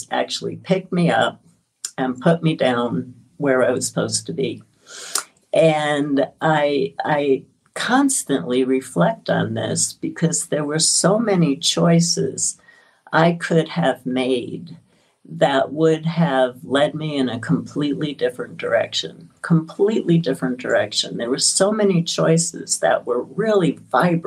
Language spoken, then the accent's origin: English; New York City, New York, United States; I grew up in Brooklyn, and I grew up in an immigrant culture